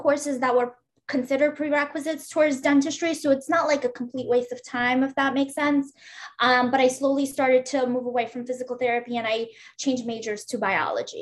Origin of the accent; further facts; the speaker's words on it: New York City, New York, United States; moved away as an adult; also born or lived in Uzbekistan / Boston, United States; now in Philadelphia, United States; I grew up in Brooklyn, New York.